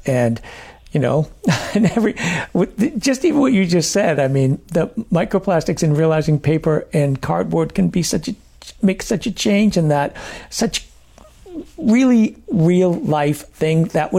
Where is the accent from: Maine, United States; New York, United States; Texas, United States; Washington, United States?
Maine, United States; I'm actually from Maine, and Maine was a major paper industry state too